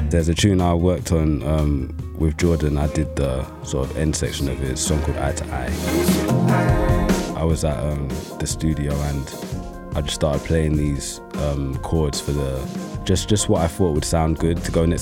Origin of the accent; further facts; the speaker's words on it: London, United Kingdom; I grew up in East London